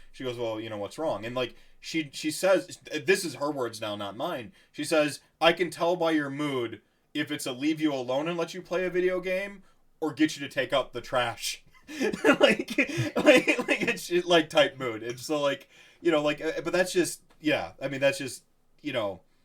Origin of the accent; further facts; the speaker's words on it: Wisconsin, United States; I'm just from Wisconsin